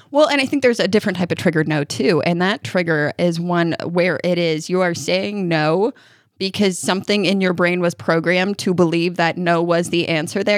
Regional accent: New York, United States; now in Kentucky, United States; I grew up in New York

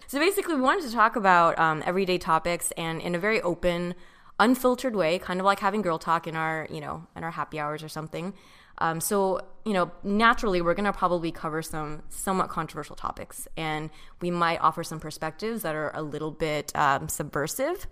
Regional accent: Orange County, California, United States; I grew up in Orange County.

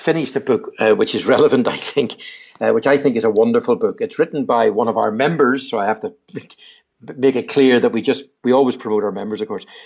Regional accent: Northern Ireland, United Kingdom; moved away; my home country again called Age, N I, Age Northern Ireland

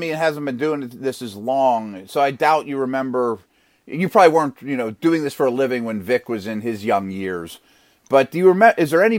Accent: Pittsburgh, Pennsylvania, United States; I was from Pittsburgh.

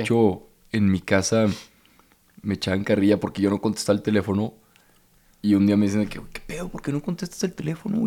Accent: Torreón, Coahuila, Mexico; moved away; also born or lived in Monterrey; yo vengo de Torreón, soy del 93, de 1993.

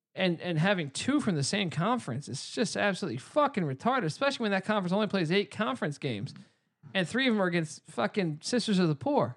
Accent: East Coast, United States; we grew up on the East Coast

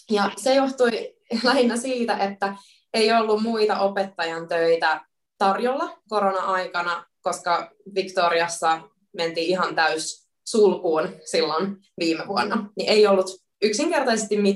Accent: Helsinki, Uusimaa, Finland; moved away as an adult; also born or lived in Turku, Finland / Sweden / Middle East; now in Melbourne, Australia; mä oon alun perin Helsingistä kotoisin ja opiskellut Turun yliopistossa luokan opettajaksi ja suomen kielen opettajaksi

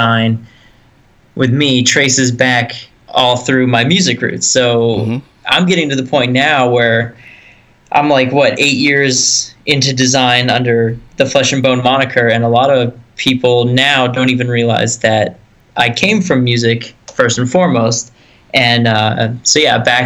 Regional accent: Erie, Pennsylvania, United States; also born or lived in Greensboro; Back in Erie, PA, my hometown, born and raised.

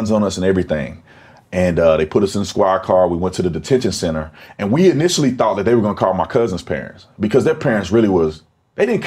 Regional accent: Fort Worth, Texas, United States; moved away as an adult; also born or lived in Tucson, Arizona; I grew up in Fort Worth, Texas. I'm a Texas boy

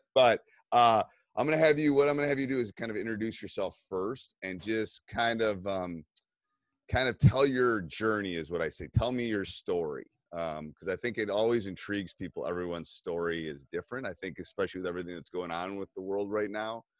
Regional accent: Madison, Wisconsin, United States; I'm from Madison

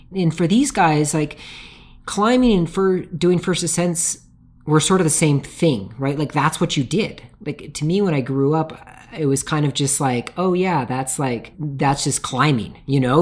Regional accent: Tacoma, Washington, United States; I grew up in Tacoma, Washington

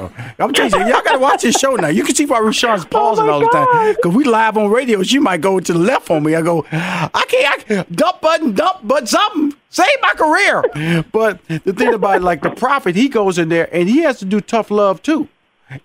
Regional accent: Houston, Texas, United States; I come from Fifth Ward, Texas, so we're gonna compare tough.

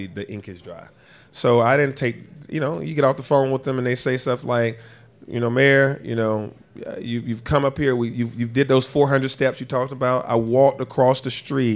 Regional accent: Atlanta, Georgia, United States; me being born and raised in Atlanta

